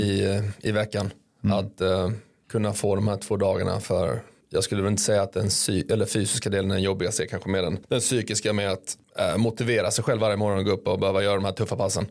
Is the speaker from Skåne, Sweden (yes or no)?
yes; Malmö, Skåne, Sweden; also born or lived in Mora; now in Örebro, Sweden; jag är ju från Malmö